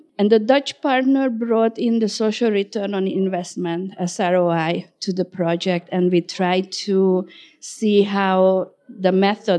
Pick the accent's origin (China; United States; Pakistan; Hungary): Hungary; I'm from Hungary